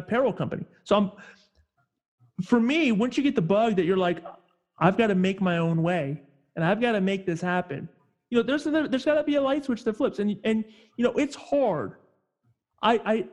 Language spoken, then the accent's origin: English; Northern California, United States; I'm originally from Northern California